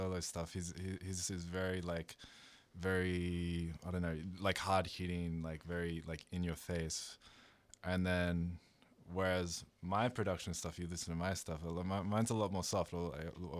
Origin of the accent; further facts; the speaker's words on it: Canberra, Australian Capital Territory, Australia; now in Melbourne, Australia; we're both from Canberra.